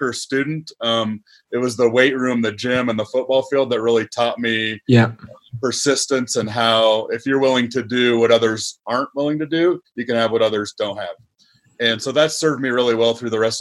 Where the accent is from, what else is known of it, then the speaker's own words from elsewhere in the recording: Nebraska, United States; moved away as an adult; I'm a Nebraska boy through and through. I went to, I grew up in Nebraska.